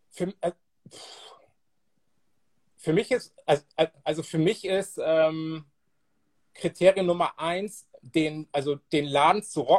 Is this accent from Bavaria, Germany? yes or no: no; Bremerhaven, Bremen, Germany; der ein Soundsystem war mit einem Typen aus, aus meiner alten Heimatstadt Bremerhaven, Soul Force hießen die.